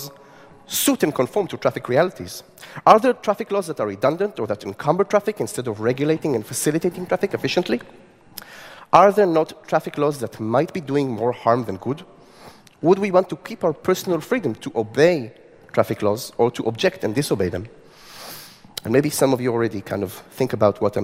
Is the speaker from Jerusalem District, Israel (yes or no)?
no; Tel Aviv, Tel Aviv District, Israel; my city, Tel Aviv, my hometown